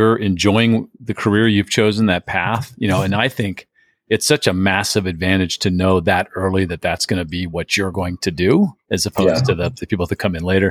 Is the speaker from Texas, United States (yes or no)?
no; San Diego, California, United States; I grew up in San Diego, which is a little bigger